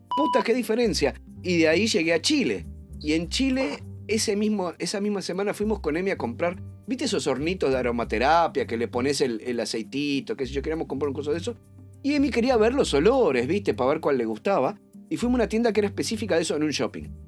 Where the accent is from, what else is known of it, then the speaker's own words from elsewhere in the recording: Uruguay; los dos somos uruguayos